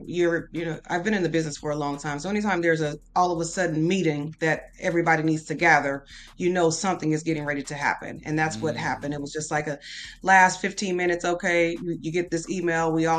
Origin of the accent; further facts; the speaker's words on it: San Diego, California, United States; moved away as an adult; also born or lived in Texas; now in Houston, United States; I was born in Texas, but my mom moved to San Diego when I was a kid. And then I moved back to Houston in 2001